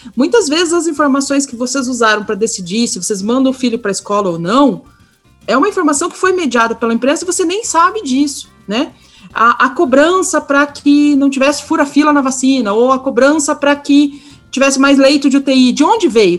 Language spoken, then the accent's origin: Portuguese; Curitiba, Paraná, Brazil; accent: Curitiba (southern) accent; Eu estou aqui no Sul, aqui em Curitiba, então perdoem aí o sotaque, bem puxado